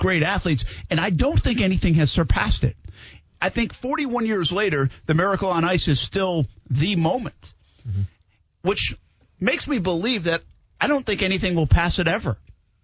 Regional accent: Rhode Island, United States; I'm from Rhode Island

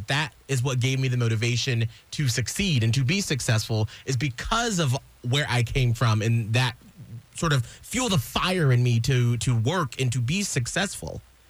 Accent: Atlanta, Georgia, United States; So I grew up in Atlanta, where I lived south of the city, and I was bused up to the quote-unquote rich white area, because I'm black

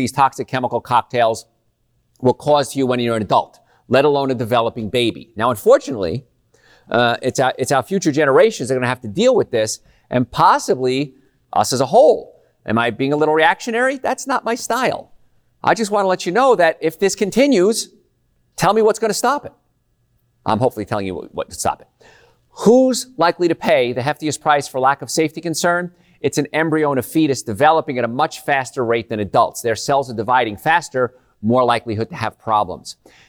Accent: Louisiana, United States; But we grew up in Cancer Alley because the cancer rates are just outrageously high.

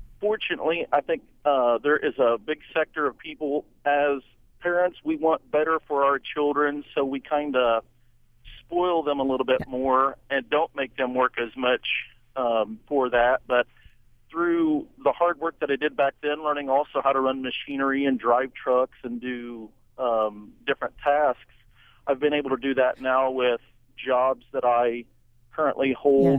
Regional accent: Indiana, United States; I grew up in Indiana

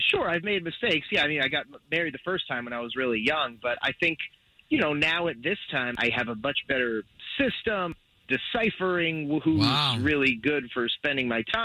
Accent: Altamonte Springs, Florida, United States; I'm from Altamont Springs

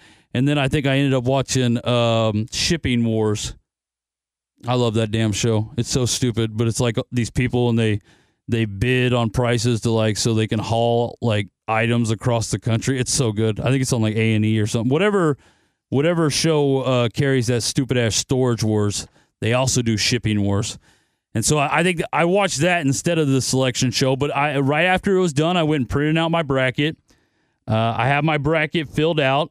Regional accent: Nebraska, United States; I grew up in Nebraska. That's where I was born. That's where, you know, I spent majority of my youth.

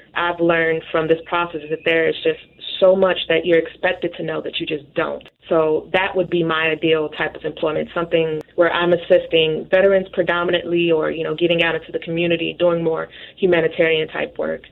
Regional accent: Chicago, Illinois, United States; moved away as an adult; also born or lived in Yuma, Arizona / Quantico, Virginia / Doral, Florida; Chicago, Illinois

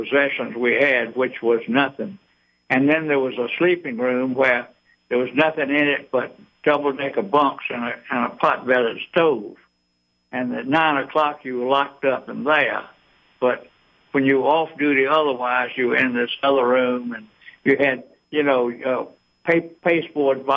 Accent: Eatonton, Georgia, United States; now in Atlanta, United States; I grew up in Eatonton, but I'm and been in Atlanta since 1953, so I'm an Atlantan

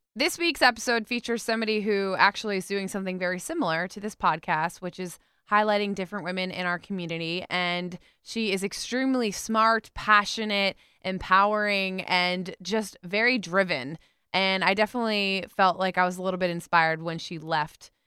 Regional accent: West Palm Beach, Florida, United States; I'm from West Palm, where we went to the beach growing up, Palm Beach

